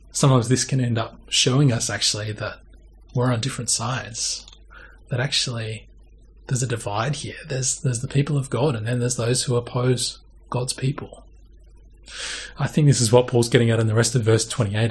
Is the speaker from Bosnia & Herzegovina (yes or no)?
no; Australia; we're Australian and also Christians